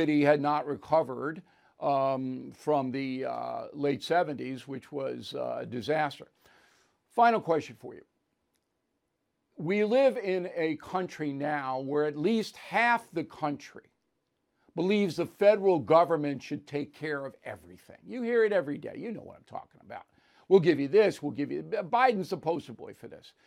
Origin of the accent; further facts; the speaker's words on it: New York City, New York, United States; In my hometown